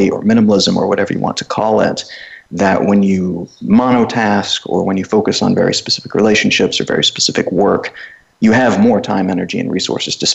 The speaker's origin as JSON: {"language": "English", "country": "United States", "also_born_or_lived": "Cluj-Napoca, Romania", "moved": "as an adult", "said": "being an American"}